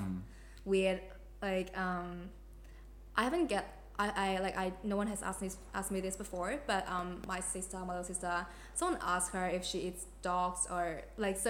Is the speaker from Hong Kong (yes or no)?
yes; Hong Kong; now in Australia; I'm from Hong Kong and like being uh, Hong Kong Australian, Australian Hong Kong